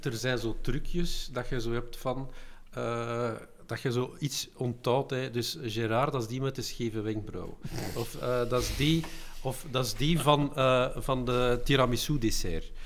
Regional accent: Belgium

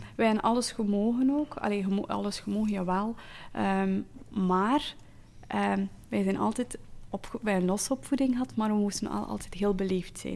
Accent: Flanders, Belgium; also born or lived in Zeeland, Netherlands (born); Ik ben een Vlaming, maar met de mond als een Nederlander

